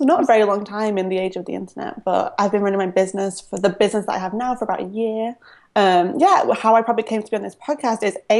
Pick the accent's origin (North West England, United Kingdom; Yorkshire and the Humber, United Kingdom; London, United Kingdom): North West England, United Kingdom; Manchester; accent: Northern; So even for a British person, I have like quite a, well, I'm Northern. Anyone who's listening who knows England or is from England, I'm from Manchester, I'm Northern, so I have a strong accent.